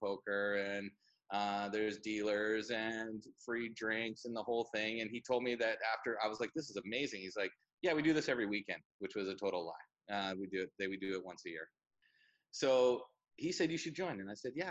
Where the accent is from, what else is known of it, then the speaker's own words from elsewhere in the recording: Vancouver Island, British Columbia, Canada; born and raised on Vancouver Island